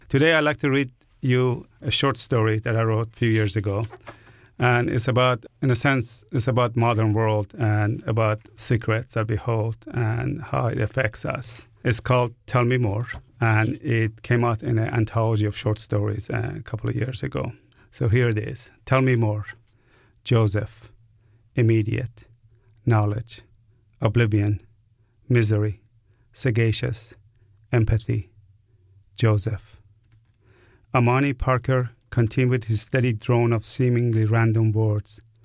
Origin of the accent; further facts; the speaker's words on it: Iran; now in New Orleans, United States; I was born in Iran